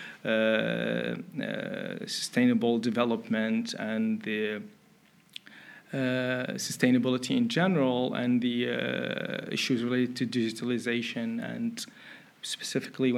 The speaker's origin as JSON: {"language": "English", "country": "Mauritania", "also_born_or_lived": "Finland", "moved": "yes", "lives_now": "Netherlands", "said": "I'm originally from Mauritania. It's a country in West Africa."}